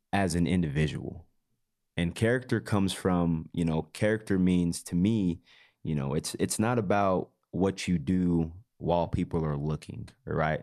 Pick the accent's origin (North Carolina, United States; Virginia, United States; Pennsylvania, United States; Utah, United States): Utah, United States; growing up in Utah